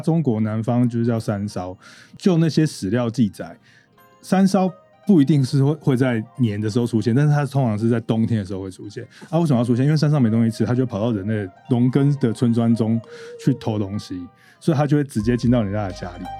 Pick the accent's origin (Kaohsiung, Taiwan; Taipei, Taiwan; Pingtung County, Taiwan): Taipei, Taiwan; also born or lived in Yilan; 我也是台北人长大，但是我的老家是在宜兰